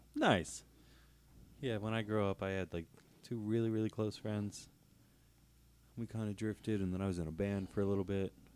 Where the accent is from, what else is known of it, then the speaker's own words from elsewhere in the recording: Northeast Pennsylvania, United States; we're from Northeast P